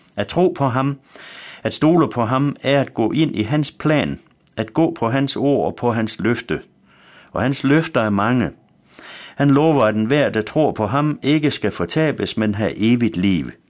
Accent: West Jutland, Central Denmark Region, Denmark; Da jeg var dreng hjemme i Vestjylland

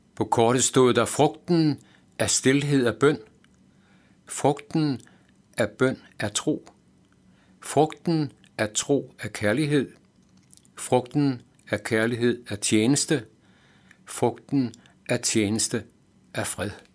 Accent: Aalborg, North Denmark Region, Denmark; jeg havde lært som teenager i Aalborg

